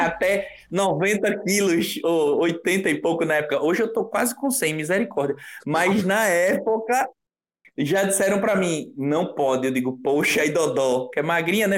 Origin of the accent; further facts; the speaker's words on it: Recife, Pernambuco, Brazil; A gente é de Recife.